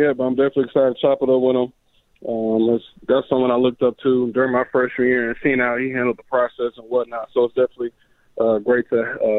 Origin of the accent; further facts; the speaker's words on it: Oklahoma, United States; Honestly, I'm from Oklahoma. Yeah, I doubt too many people know, the state of Oklahoma.